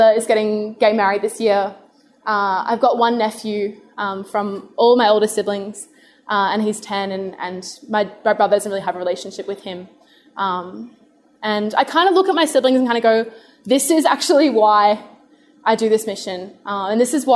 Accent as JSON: {"language": "English", "town": "Adelaide", "region": "South Australia", "country": "Australia", "tie": "born or raised there", "said": "I grew up in Adelaide"}